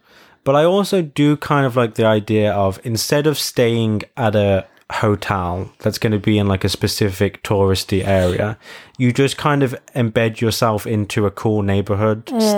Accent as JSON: {"language": "English", "region": "England", "country": "United Kingdom", "said": "And you're going to be like, I'm from England."}